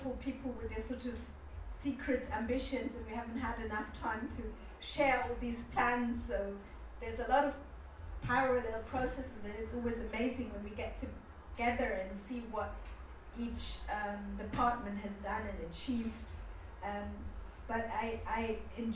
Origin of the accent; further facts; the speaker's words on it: Germany; I grew up in Germany